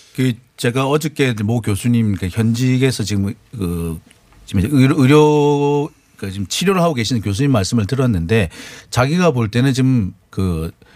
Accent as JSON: {"language": "Korean", "region": "Busan", "country": "South Korea", "tie": "born or raised there", "said": "제가 부산 출신이고 제 가족들 다 부산, 경남, 대구, 경북 다 사세요."}